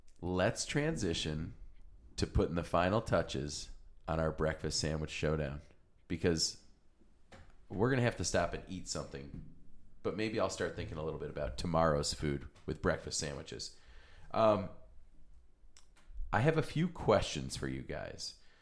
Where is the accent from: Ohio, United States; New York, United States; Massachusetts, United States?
New York, United States; Buffalo; moved away as an adult; now in Rochester, United States; I always thought that about barbecue when I moved to Rochester from Buffalo. There really weren't any great barbecue places. And maybe I was just naive because I moved here like mid-2000s.